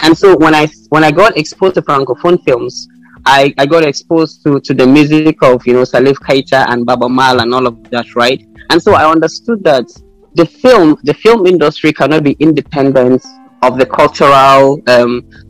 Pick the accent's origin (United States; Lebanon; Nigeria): Nigeria; Jos, Plateau; growing up in Jos